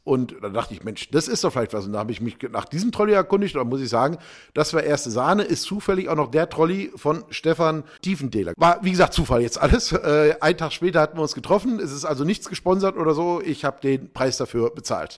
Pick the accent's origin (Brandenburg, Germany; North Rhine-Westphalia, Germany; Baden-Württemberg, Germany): North Rhine-Westphalia, Germany; Ruhr area; selbst im Ruhrpott, wo ich herkomme